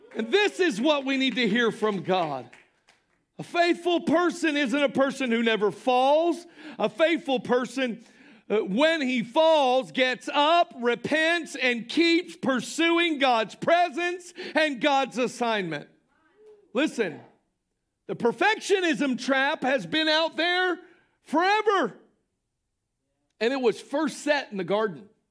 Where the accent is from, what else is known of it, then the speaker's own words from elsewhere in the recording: Polk County, Florida, United States; Polk County, Florida, which is which happens to be my hometown and county